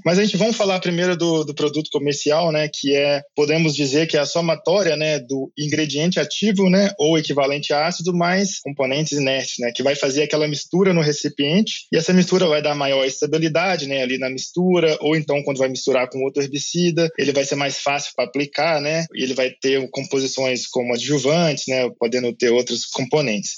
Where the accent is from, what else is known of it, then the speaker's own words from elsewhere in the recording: Minas Gerais, Brazil; moved away as an adult; also born or lived in Lincoln, Nebraska, United States / Madison, Wisconsin, United States / São Paulo; Eu sou de Minas Gerais